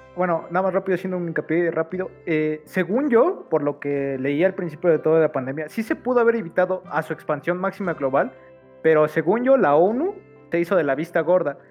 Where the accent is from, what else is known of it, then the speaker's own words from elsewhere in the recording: Mexico; como mexicanos